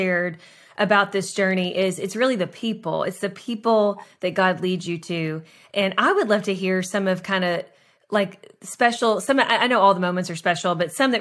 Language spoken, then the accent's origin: English; Lexington, Kentucky, United States; I'm from Lexington